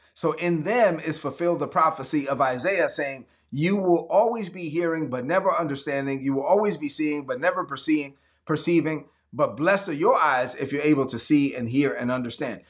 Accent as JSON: {"language": "English", "town": "Brooklyn", "region": "New York", "country": "United States", "said": "I'm from Brooklyn."}